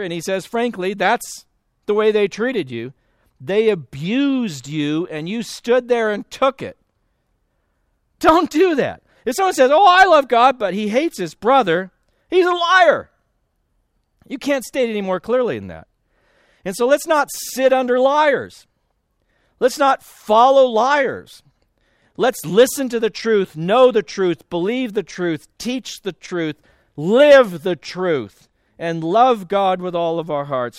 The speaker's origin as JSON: {"language": "English", "region": "California", "country": "United States", "tie": "born or raised there", "said": "I grew up in California"}